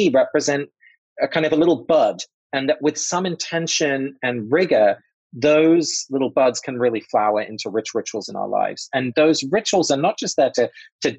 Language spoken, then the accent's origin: English; England, United Kingdom; I grew up in England. My parents are both Dutch, but I was born in England